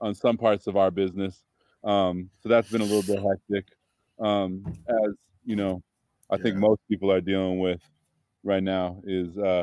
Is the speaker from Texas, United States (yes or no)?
no; Berkeley, California, United States; also born or lived in Arizona / San Francisco; I grew up in Berkeley, and then I lived in San Francisco for about 10 years after that.